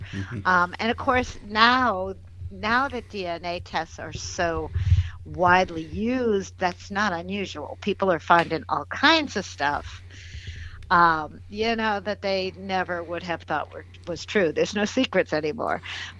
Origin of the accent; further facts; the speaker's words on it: Massachusetts, United States; I knew about my grandparents, you know, who they were. I was originally from Massachusetts.